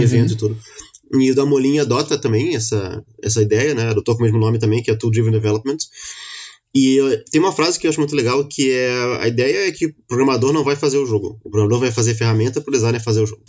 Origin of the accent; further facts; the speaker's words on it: Rio de Janeiro, Brazil; eu sou carioca